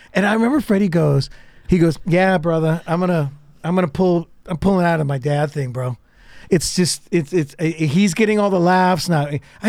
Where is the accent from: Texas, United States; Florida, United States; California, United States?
California, United States; San Joaquin Valley; I was from the San Joaquin Valley.